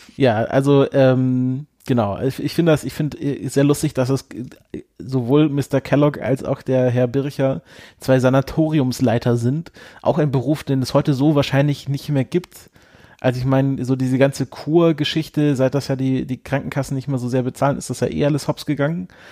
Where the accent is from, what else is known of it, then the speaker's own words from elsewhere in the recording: home region of Seitenbacher, Baden-Württemberg, Germany; was ja natürlich eher aus meiner Region kommt